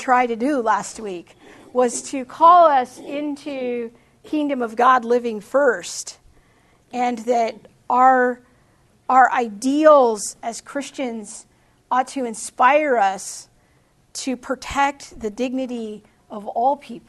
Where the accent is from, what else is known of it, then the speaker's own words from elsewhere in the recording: United States; I love my country